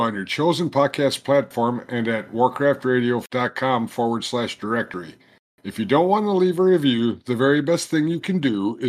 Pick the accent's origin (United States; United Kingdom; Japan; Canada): United States; Minnesota; I'm a Minnesotan.